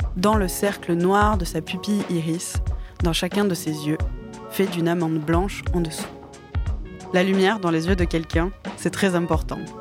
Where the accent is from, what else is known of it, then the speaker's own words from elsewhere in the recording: Campagne, Nouvelle-Aquitaine, France; also born or lived in Mont-de-Marsan / Belgium; J'ai passé mon enfance à Campagne